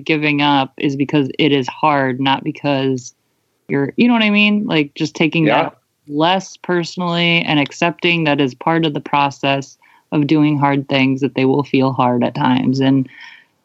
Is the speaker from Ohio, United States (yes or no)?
yes; Cleveland, Ohio, United States; also born or lived in Melbourne, Australia; That's where I'm from. Like, I'm from Cleveland originally